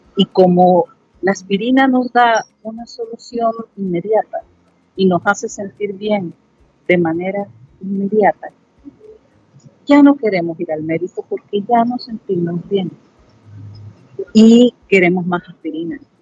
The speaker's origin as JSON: {"language": "Spanish", "country": "El Salvador"}